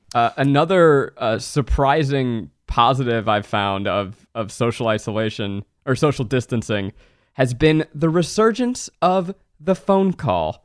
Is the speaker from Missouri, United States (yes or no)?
no; New York, United States; also born or lived in Boston; now in California, United States; I grew up in New York, and I, then I moved to Boston and then to California